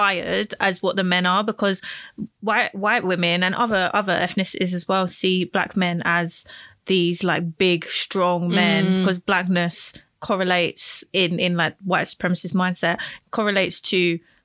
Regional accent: United Kingdom; I'm British too

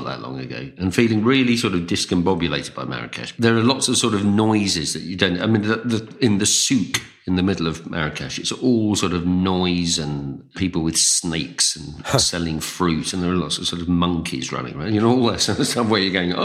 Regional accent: London, United Kingdom; growing up in the East End was fantastic, actually. It's just a very, very entertaining place to grow up.

